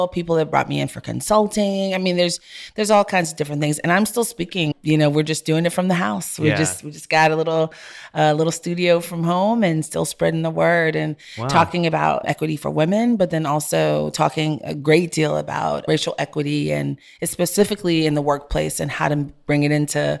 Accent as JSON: {"language": "English", "town": "Brooklyn", "region": "New York", "country": "United States", "tie": "born or raised there", "also_born_or_lived": "Jamaica / Texas", "said": "I'm not from Houston. I was born in Jamaica, grew up in New York and Brooklyn and Flatbush. I grew up with hip hop. We all grew up together."}